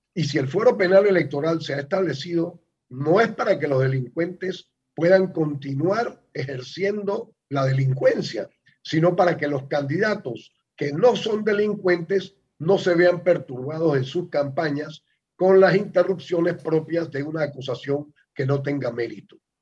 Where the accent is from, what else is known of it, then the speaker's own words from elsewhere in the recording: Panama; somos precisamente los panameños